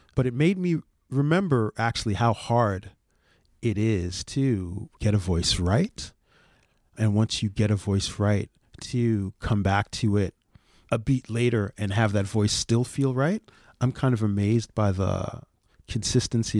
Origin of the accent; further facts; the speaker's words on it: New York City, New York, United States; I'm from the Bronx. They're my local team.